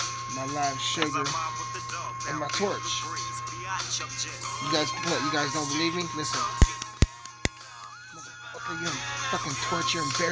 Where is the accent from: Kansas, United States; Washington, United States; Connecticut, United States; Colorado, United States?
Colorado, United States; I'm walking down the sidewalk here in my hometown of Southern Colorado.